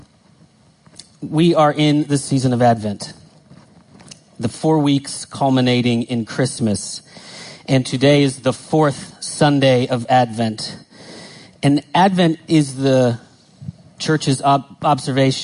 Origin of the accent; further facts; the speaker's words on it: United States; I grew up in the States